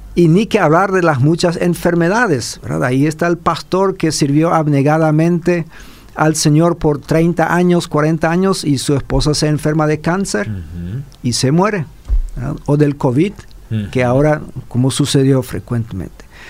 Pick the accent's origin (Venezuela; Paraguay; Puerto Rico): Paraguay; como paraguayos